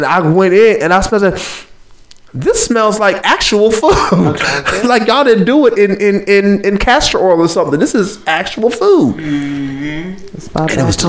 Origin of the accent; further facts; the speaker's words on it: Aliquippa, Pennsylvania, United States; my hometown, Aliquippa.